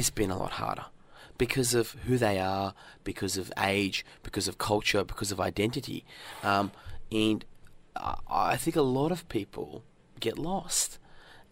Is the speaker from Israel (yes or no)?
no; Australia; also born or lived in northern Iran; when I was growing up in Australia